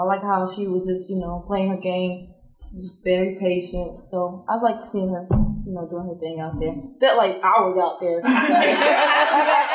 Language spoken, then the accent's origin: English; Charlotte, North Carolina, United States; I'm from Charlotte, North Carolina